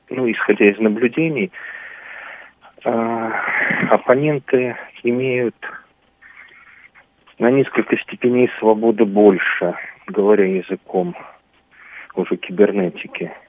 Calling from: Barnaul, Altai Krai, Russia; я из Барнаула.

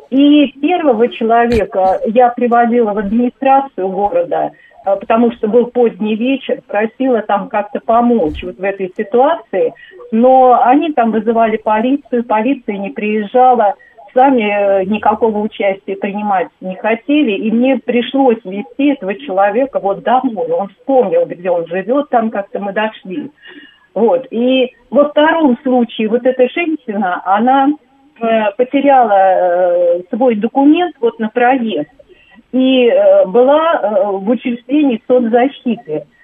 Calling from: Moscow Oblast, Russia; А, здравствуйте, Татьяна, я из Подмосковья.

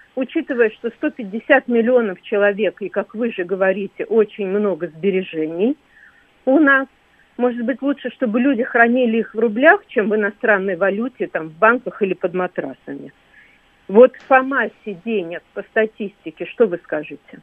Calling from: Sochi, Krasnodar Krai, Russia; Я звоню из Сочи.

